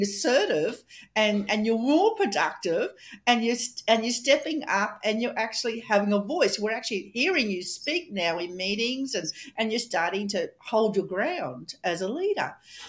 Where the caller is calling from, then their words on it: Australia; And I'm coming from Australia and Melissa's coming all the way from Canada.